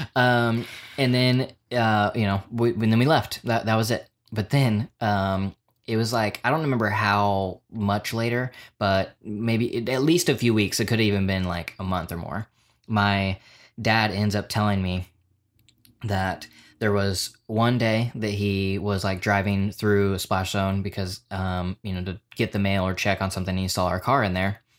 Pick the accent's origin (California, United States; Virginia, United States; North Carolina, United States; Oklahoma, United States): Oklahoma, United States; just being a stupid kid growing up in Oklahoma